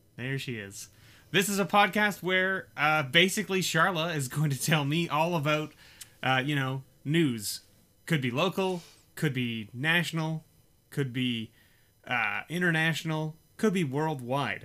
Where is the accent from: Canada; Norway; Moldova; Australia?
Canada; we are Canadian